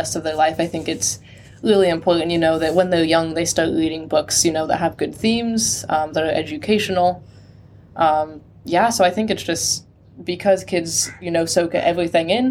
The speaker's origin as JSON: {"language": "English", "region": "California", "country": "United States", "moved": "yes", "said": "I'm from America. I'm from California. Yeah, far north in California."}